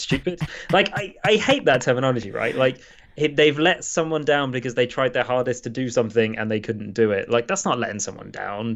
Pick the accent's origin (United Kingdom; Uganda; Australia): United Kingdom; England; probably the lowest that I've ever felt as an Englishman